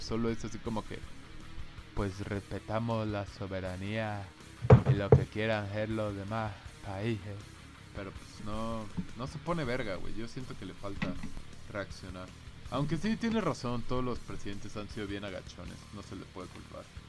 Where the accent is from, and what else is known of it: Mexico